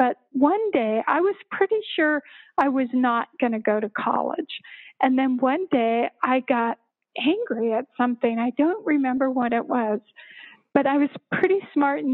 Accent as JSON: {"language": "English", "town": "Littleton", "region": "Colorado", "country": "United States", "tie": "born or raised there", "said": "I grew up in Littleton, actually."}